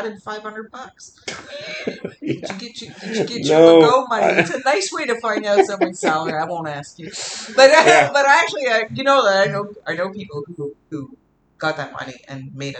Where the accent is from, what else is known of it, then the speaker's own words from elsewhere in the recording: Montreal, Quebec, Canada; first language English; I mean, I'm Canadian, you know, and or whatever. Quebecer, depending on the context, right? I mean, I can just as easily call myself a Quebecer or a Montrealer, like it's part of my identity.